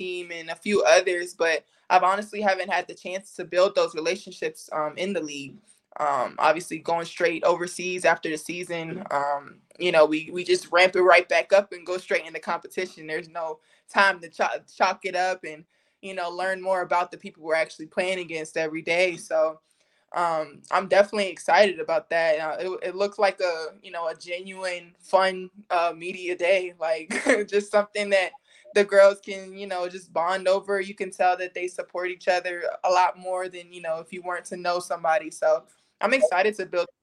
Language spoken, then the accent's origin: English; Washington, District of Columbia, United States; DC is my hometown